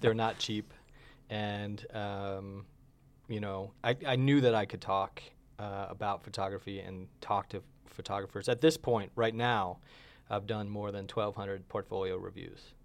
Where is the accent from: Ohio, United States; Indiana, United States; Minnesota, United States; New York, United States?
New York, United States; upstate; born or raised there; moved away as an adult; also born or lived in Long Island, New York / Florida; now in Albuquerque, United States